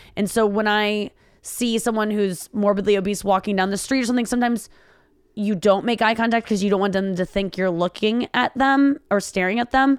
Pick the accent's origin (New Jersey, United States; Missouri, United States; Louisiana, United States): Missouri, United States; St. Louis; I was raised in Saint Louis, highly segregated area.